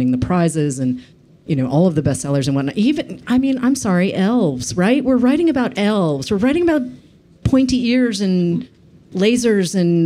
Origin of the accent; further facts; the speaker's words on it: Boston, Massachusetts, United States; I was born in Boston